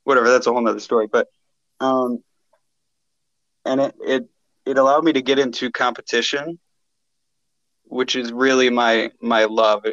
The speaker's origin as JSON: {"language": "English", "town": "Canton", "region": "Michigan", "country": "United States", "tie": "born or raised there", "said": "born and raised in Canton, Michigan"}